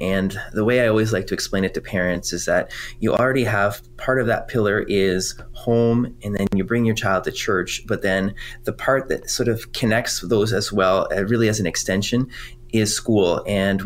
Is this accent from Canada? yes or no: yes; Quebec, Canada; first language French; English is a second language; now in Ontario, Canada; I'm originally from Quebec, and French is my first language